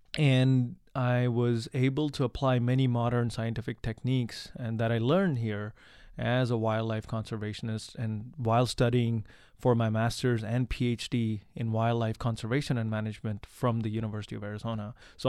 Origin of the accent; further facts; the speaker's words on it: India; Well, I am originally from India. And this is my fake accent, by the way.